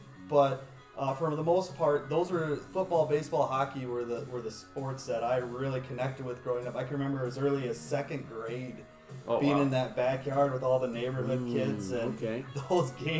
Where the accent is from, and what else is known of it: Minnesota, United States; born or raised there